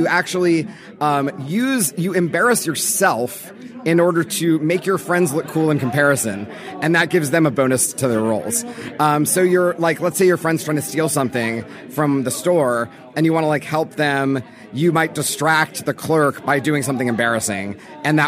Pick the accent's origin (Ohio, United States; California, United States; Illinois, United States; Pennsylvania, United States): California, United States; Los Angeles; I grew up in Los Angeles in the 90s.